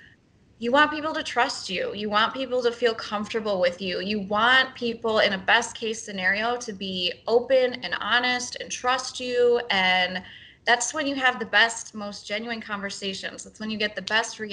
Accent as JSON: {"language": "English", "town": "Madison", "region": "Wisconsin", "country": "United States", "tie": "born or raised there", "lives_now": "Milwaukee, United States", "said": "growing up in Madison, like I grew up a Brewers fan"}